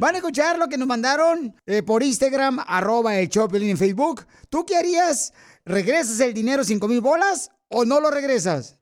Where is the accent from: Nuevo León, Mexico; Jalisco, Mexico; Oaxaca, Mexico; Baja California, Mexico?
Jalisco, Mexico; now in United States; venimos de Jalisco, a Estados Unidos